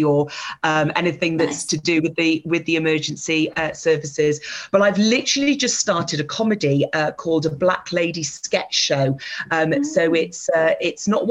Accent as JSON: {"language": "English", "region": "North Wales", "country": "United Kingdom", "tie": "born or raised there", "also_born_or_lived": "Aberdeen", "moved": "yes", "said": "I was born in North Wales. That's where I grew up."}